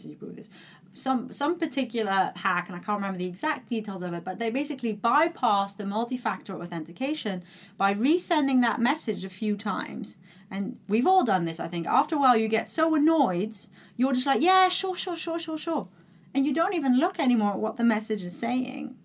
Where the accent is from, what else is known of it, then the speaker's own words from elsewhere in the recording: Netherlands; moved away; I'm from, like you said, I'm from the Netherlands